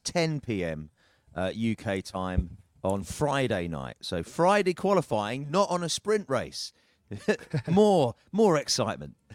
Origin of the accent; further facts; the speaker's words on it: United Kingdom; as a Brit